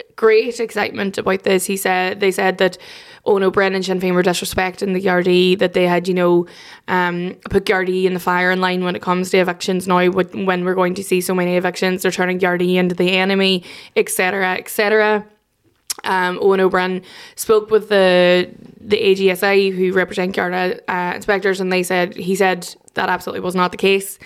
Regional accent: Derry, Northern Ireland, United Kingdom; I'm from Derry

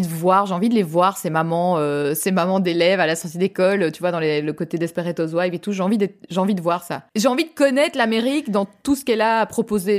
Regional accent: France; accent: French (Frenchie); now in Belgium; j'ai quand même un accent de Frenchie

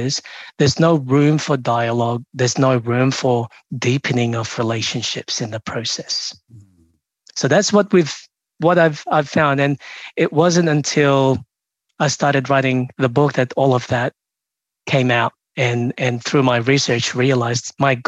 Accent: Melbourne, Victoria, Australia; also born or lived in Philippines; now in Sydney, Australia; I'm from Melbourne, I'm in Sydney now

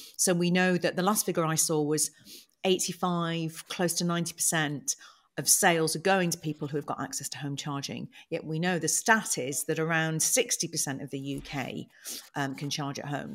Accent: United Kingdom; We're British

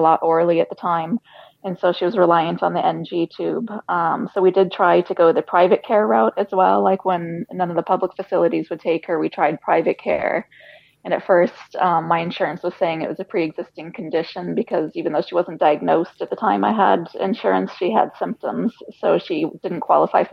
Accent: United States; moved away as an adult; now in Ireland; we're American. We were born in America, lived in Ireland 8 years now

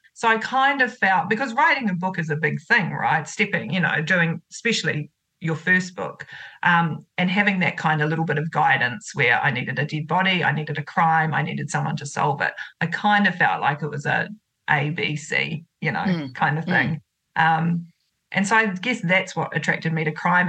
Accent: Otorohanga, Waikato, New Zealand; my hometown where I grew up is Otrahonga, and that's about 15 minutes north of Waitomo

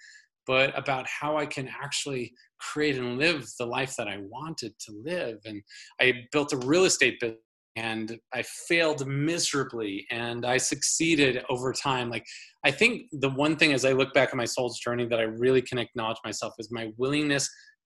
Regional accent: a suburban town outside of Minneapolis, Minnesota, United States; a boy growing up in Minnesota in a family of 8 kids, you know, in this little suburban town outside of Minneapolis

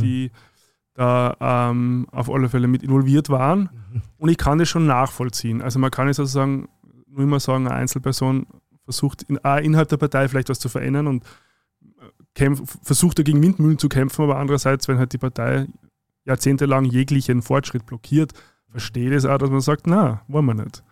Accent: Zwettl, Lower Austria, Austria; now in Vienna, Austria; nach Zwettlein rodeln, wo ich herkomme

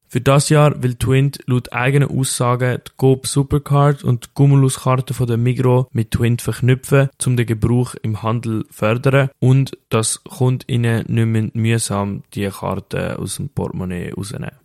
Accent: Switzerland; Bei uns in der Schweiz

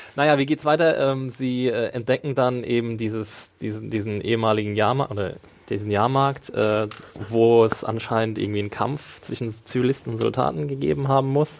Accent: Neustadt an der Weinstraße, Rhineland-Palatinate, Germany; ist nicht meine Heimatstadt, ist Neustadt, aber ist ein Na-, Nachbardorf

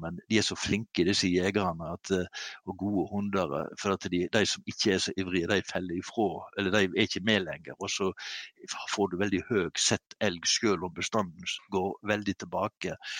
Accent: Kvam, Vestland, Norway; hjemme i Kvam, Hardanger

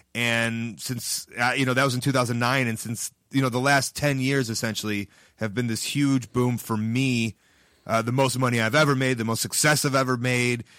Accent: Chicago, Illinois, United States; I'm from Chicago

